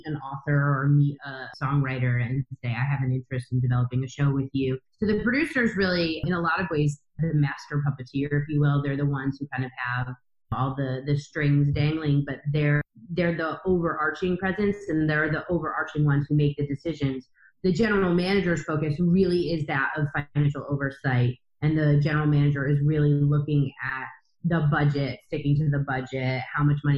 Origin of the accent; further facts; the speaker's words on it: East Coast, United States; also born or lived in Chicago / New York; I grew up on the East Coast, so I moved back to New York